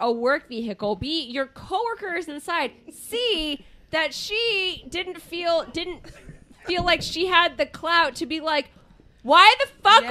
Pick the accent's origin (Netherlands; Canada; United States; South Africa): United States; Kansas; I grew up in Kansas.